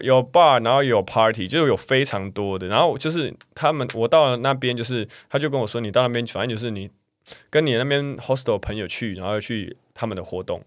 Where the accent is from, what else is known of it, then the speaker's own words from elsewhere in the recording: Taiwan; 因为我是台湾人